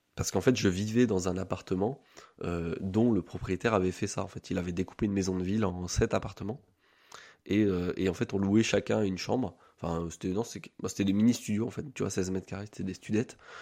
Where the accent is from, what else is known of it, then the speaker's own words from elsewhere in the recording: Orléans, Centre-Val de Loire, France; now in Strasbourg, France; je suis né à Orléans, je vis à Strasbourg depuis deux ans